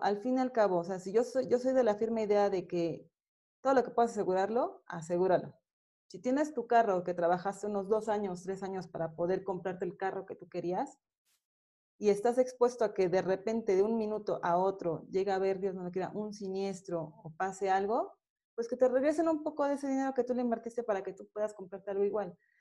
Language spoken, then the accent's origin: Spanish; State of Mexico, Mexico; pues yo soy de aquí del Estado de México, ¿no? Ellos se conocieron aquí y pues aquí, de aquí, aquí soy.